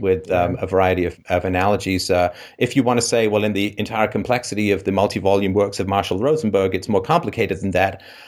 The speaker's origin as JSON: {"language": "English", "country": "Ireland", "said": "I'm Irish."}